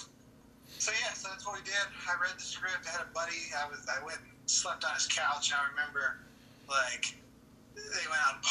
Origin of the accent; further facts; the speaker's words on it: Texas, United States; I'm from Texas